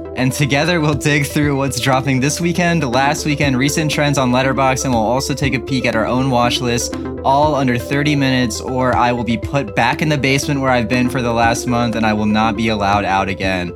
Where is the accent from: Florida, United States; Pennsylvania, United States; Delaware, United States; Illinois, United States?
Delaware, United States; Dover